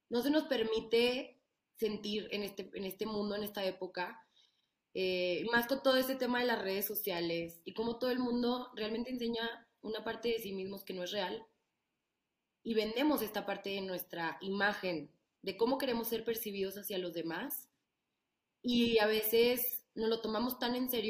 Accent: Torreón, Coahuila, Mexico; moved away as an adult; now in Mexico City, Mexico; soy de Torreón, vivo en la Ciudad de México desde hace cinco años.

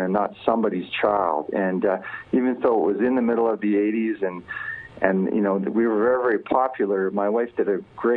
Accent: Edmonton, Alberta, Canada; I was from Edmonton. I was going to live in Edmonton for the rest of my life.

